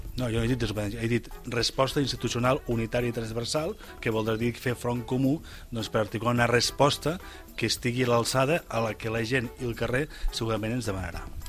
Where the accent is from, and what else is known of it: Catalonia, Spain